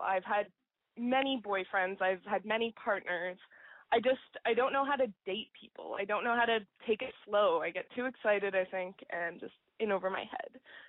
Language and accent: English; Toronto, Ontario, Canada; I'm from Toronto.